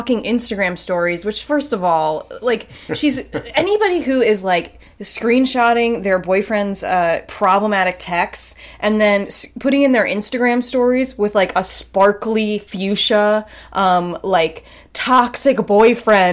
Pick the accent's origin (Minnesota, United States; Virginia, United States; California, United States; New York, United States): New York, United States; East Hampton; I grew up in East Hampton